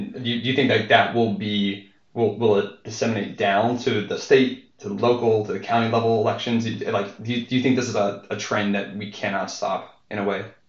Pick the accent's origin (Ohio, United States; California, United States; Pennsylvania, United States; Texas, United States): Pennsylvania, United States; Western; I'm from Western Pennsylvania